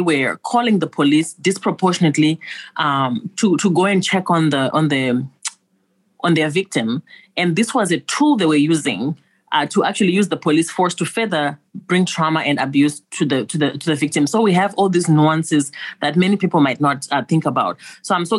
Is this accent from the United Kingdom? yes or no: no; Zimbabwe; moved away; Originally, I'm from Zimbabwe.